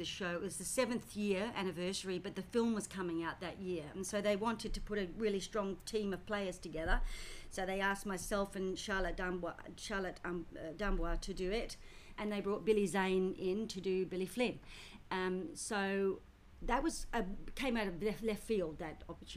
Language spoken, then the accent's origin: English; Australia; also born or lived in United Kingdom / London; I was born in Britain, came to Australia when I was 4 and a half, so, and of course I'm an Australian citizen